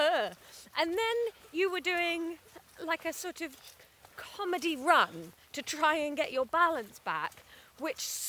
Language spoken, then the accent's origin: English; Somerset, Quantock Hills, South West England, United Kingdom; moved away; also born or lived in Brighton; I'm from Somerset and I grew up just right in smack in the middle of the Quantock Hills.